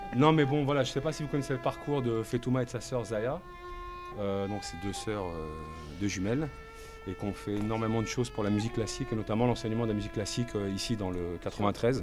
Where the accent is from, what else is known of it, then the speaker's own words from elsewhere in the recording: Aubervilliers, Île-de-France, France; Je suis né, j'ai grandi, j'habite toujours à Aubervilliers, dans le quartier de la Maladrerie